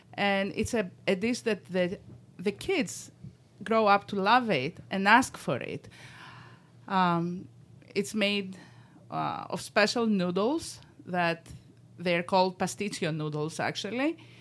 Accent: Greece; moved away as an adult; now in Rochester, United States; I was born in Greece

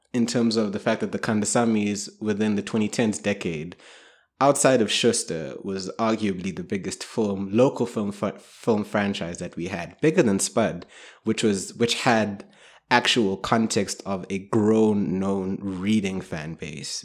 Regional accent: South Africa; also born or lived in Kenya; I grew up in South Africa

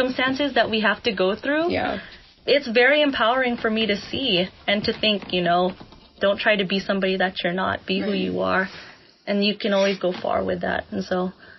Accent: Philippines; so it's hard to not compare myself and think, as a Filipina, am I actually doing enough?

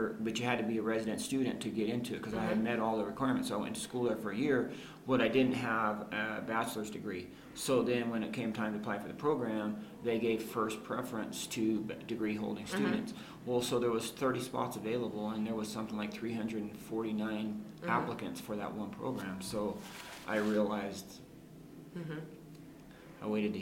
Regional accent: Arizona, United States; moved away as an adult; also born or lived in Florida; my wife and I were both from Arizona

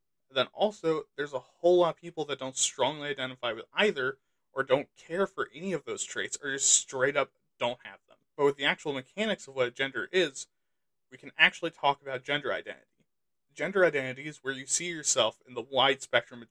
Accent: United States; I'm American

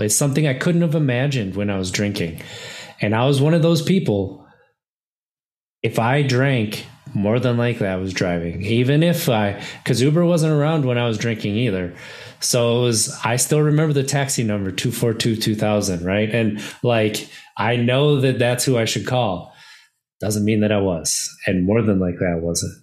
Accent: Wisconsin, United States; I grew up in Wisconsin my entire life, and I grew up in a small town

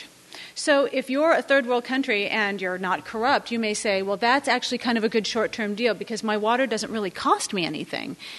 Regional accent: California, United States; moved away; I'm from California

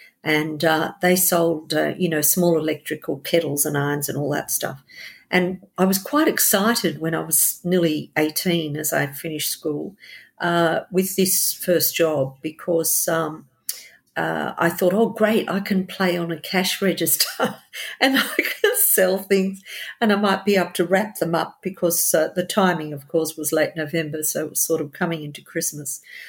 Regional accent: Queanbeyan, New South Wales, Australia; also born or lived in Goulburn / Canberra; now in Sydney, Australia; Okay, so I was born in a town at the time in the 50s called Queanbeyan, which is now a city. but Queanbeyan's right next to Canberra.

